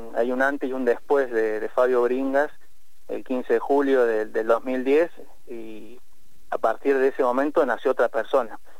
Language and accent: Spanish; Argentina; como sociedad argentina